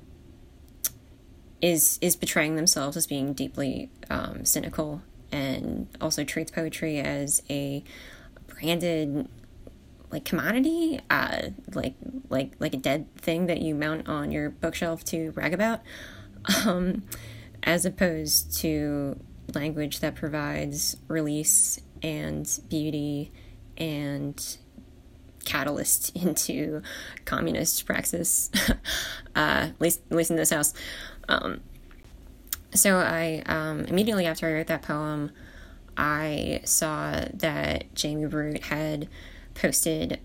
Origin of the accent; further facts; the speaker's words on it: Mystic Island, New Jersey, United States; moved away; also born or lived in California; I grew up on Mystic Island in southern New Jersey